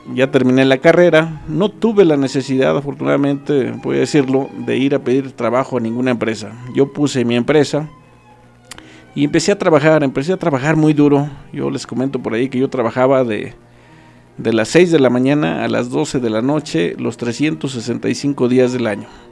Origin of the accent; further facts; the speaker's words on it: Acambay, State of Mexico, Mexico; also born or lived in Temascalcingo; yo soy originario de Santa María la Loma, ahí nazco, nazco un 6 de noviembre de 1981